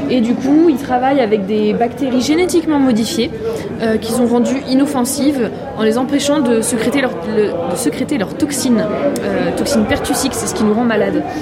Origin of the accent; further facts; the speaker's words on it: Normandy, France; now in Brittany, France; je suis normande.